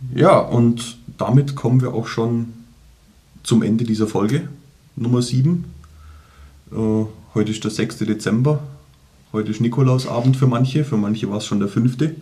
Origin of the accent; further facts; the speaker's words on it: Germany; wir Deutsche